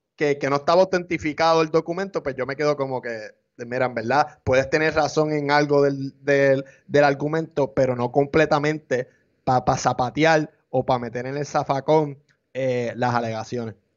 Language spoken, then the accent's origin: Spanish; Puerto Rico; Nosotros somos hispanos, ciudadanos americanos, pero hay aquí en Puerto Rico